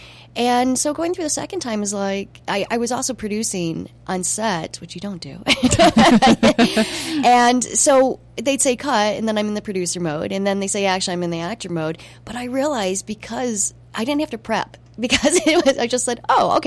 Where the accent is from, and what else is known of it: United States; moved away as an adult; also born or lived in Montreal